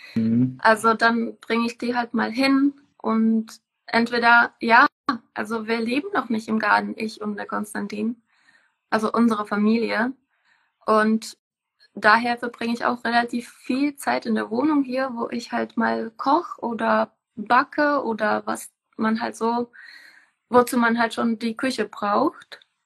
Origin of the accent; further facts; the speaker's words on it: Czechia; moved away as an adult; now in Germany; ich komme aus Tschechien. Ich bin hier äh, eigentlich nach Deutschland gekommen, um hier zu leben